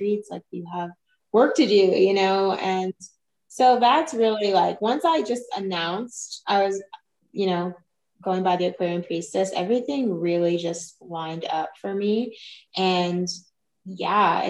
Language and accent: English; Kentucky, United States; moved away; I'm from Kentucky originally, and I had moved around a few places